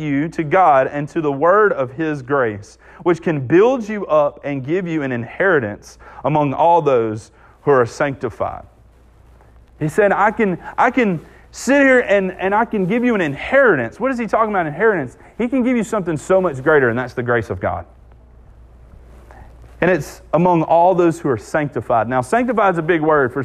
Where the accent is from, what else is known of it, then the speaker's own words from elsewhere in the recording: Southwest Mississippi, United States; I'm from Southwest Mississippi